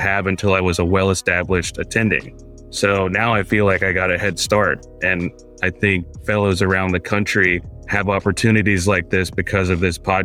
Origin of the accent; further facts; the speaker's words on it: Mississippi, United States; moved away as an adult; also born or lived in India / Atlanta, Georgia; now in Dallas, United States; I was born in India, and I came here with my family when I was just about a year old, and we moved to Mississippi, so that's where I grew up.